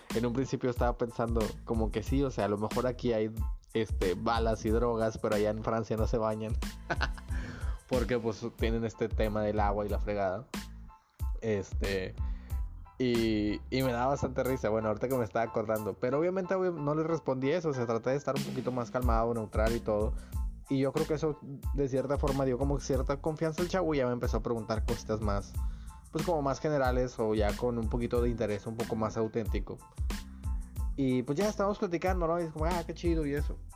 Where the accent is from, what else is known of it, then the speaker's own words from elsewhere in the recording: Nuevo Laredo, Tamaulipas, Mexico; moved away as an adult; now in Monterrey area, Mexico; soy de México. Este, digo, soy de, de hecho, soy de Nuevo Laredo, de Laredo, aquí cerquita de Estados Unidos